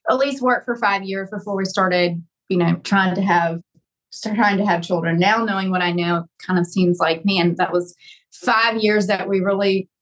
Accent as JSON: {"language": "English", "region": "North Carolina", "country": "United States", "also_born_or_lived": "Alabama", "moved": "as an adult", "said": "I'm originally from North Carolina, but moved to Alabama and went to law school"}